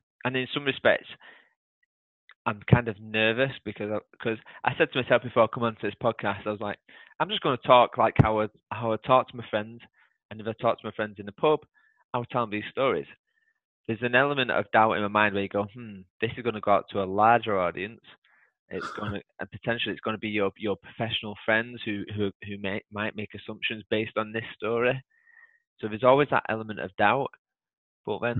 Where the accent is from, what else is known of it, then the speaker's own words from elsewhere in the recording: United Kingdom; being British